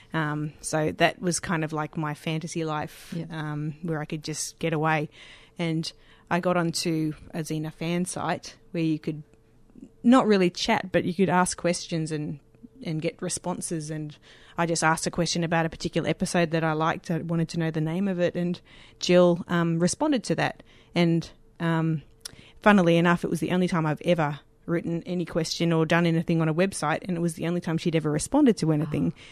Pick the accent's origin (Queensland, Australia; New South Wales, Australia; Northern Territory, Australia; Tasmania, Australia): New South Wales, Australia; Sydney; moved away as an adult; now in Victoria, Australia; I grew up in Lane Cove.